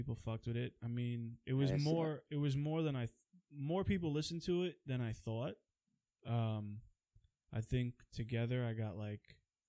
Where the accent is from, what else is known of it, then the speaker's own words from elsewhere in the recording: Queens, New York, United States; also born or lived in Long Island; now in New Jersey, United States; I was born in Queens, then I moved to Long Island, then back to Queens, then Jersey, then back to Queens, and now back to Jersey again.